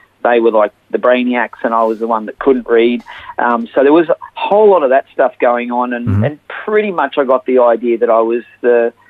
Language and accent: English; Sydney, New South Wales, Australia; also born or lived in Maxville, New South Wales; now in Gladstone, Australia; I was actually born in a little coastal town called Maxville in New South Wales, but I grew up in Sydney, northwestern suburbs, in a suburb called Carlingford